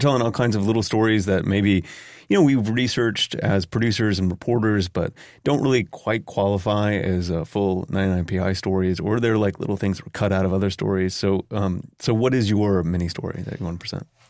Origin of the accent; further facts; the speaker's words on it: Newark, Ohio, United States; I grew up in Newark, Ohio, which is only about thirty miles away from Circleville, Ohio